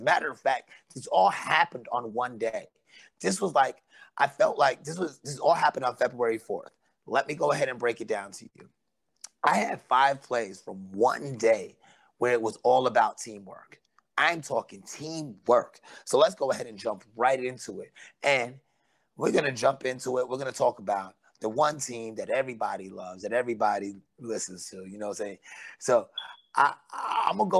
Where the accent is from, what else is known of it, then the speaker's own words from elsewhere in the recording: East Coast, United States; moved away; I know I grew up on the East.